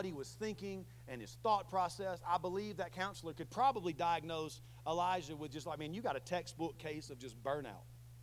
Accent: the South, United States; I'm from the South

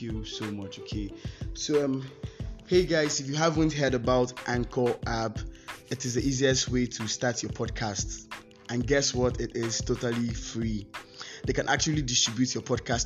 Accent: Nigeria; I'm a Nigerian

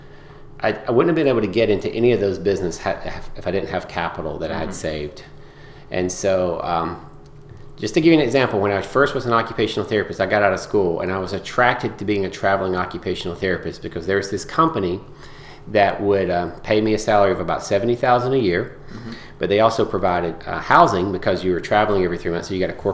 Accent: Georgia, United States; I grew up in Georgia mostly. And kind of a rural part of Georgia

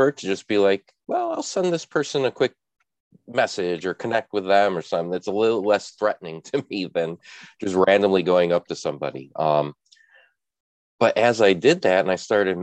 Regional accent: Chicago, Illinois, United States; being a Midwesterner in Chicago

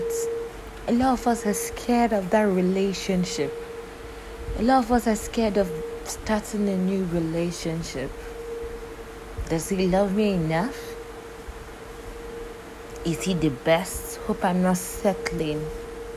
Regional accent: Nigeria; I'm from Nigeria and I currently live in Nigeria

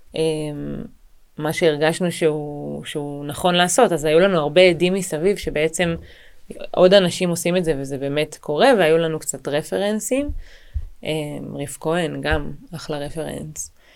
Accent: Israel; אני גדלתי ב, בישראל, וגדלתי במשפחה שהיא מרוקאית וברזילאית

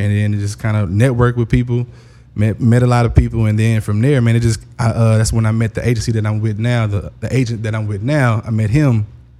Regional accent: Houston, Texas, United States; moved away; I'm from Houston, Texas

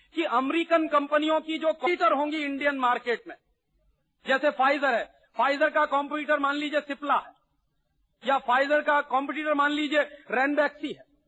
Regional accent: Allahabad, Uttar Pradesh, India; मेरे शहर में

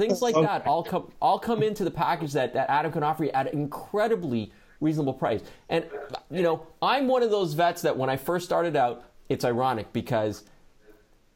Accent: Hamilton, Ontario, Canada; I was born in Hamilton, Ontario, Canada

